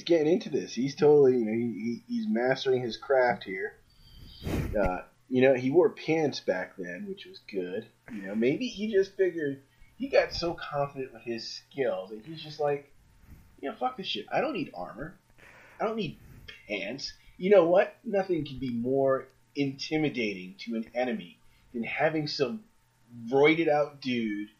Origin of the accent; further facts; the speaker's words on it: New York City, New York, United States; I grew up in Queens